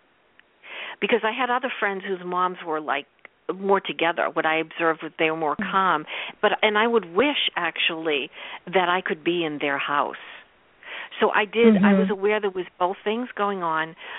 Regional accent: Boston, Massachusetts, United States; I grew up in Boston.

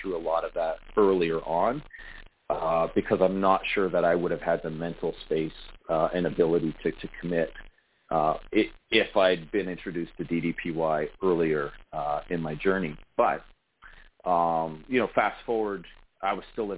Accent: Sarnia, Ontario, Canada; I'm an elected member of council here in my hometown, Sarnia, Ontario, Canada.

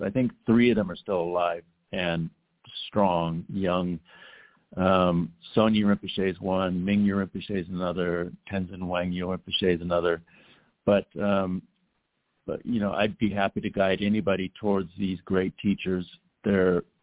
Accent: Los Angeles, California, United States; growing up in Los Angeles

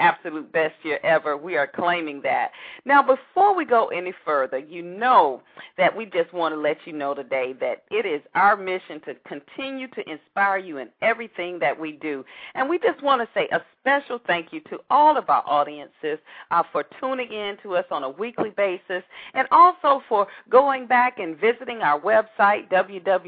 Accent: Atlanta, Georgia, United States; my hometown of Atlanta

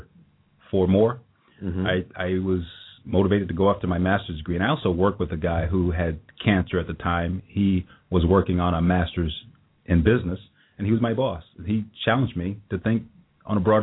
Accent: South Carolina, United States; moved away as an adult; now in Cincinnati, United States; I grew up in South Carolina many years ago

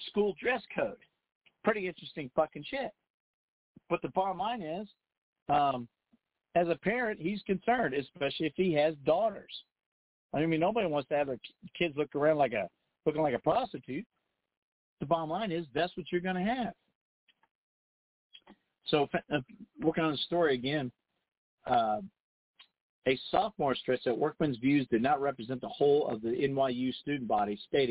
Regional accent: Dayton, Ohio, United States; I grew up in the Midwest, Daytonian

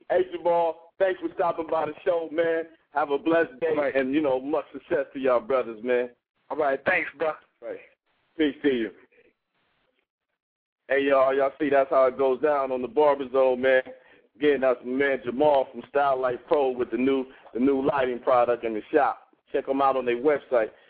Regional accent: Pittsburgh, Pennsylvania, United States; now in Miami, United States; I'm from uh, I'm from Pittsburgh. I'm down here in Miami right now, though.

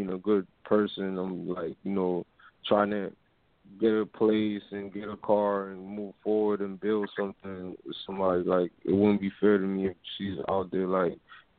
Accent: New York, United States; now in Florida, United States; I'm in Florida right now. I'm from New York

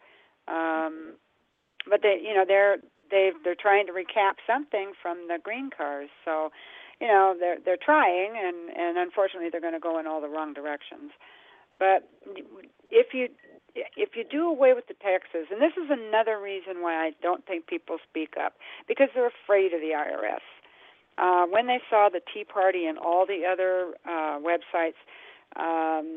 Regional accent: San Diego, California, United States; I was born and raised in San Diego.

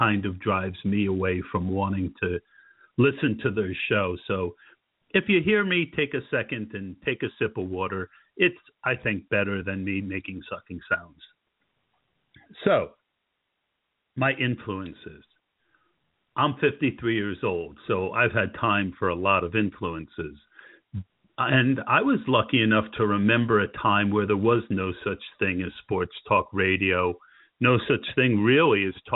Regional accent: New Jersey, United States; now in Pennsylvania, United States; I grew up in New Jersey

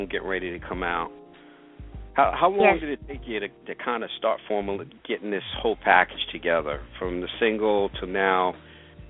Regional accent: Long Island, New York, United States; With the bread man myself, are natives of Long Island

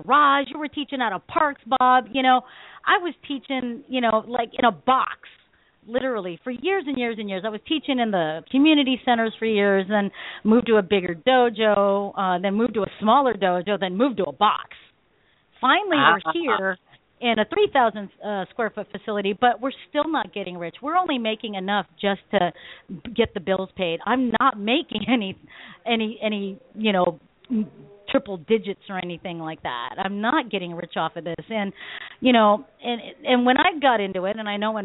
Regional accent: Philippines; I'm Filipino

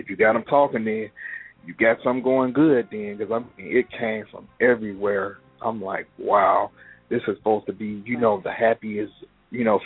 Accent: Chicago, Illinois, United States; I'm from Chicago, born and raised. Pretty much grew up here

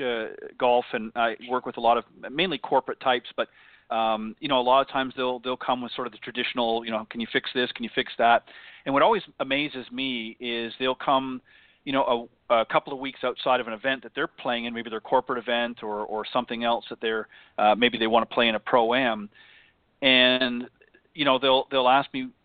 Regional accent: Oakville, Ontario, Canada; I am Canadian, but I grew up in around that area in Oakville, Ontario

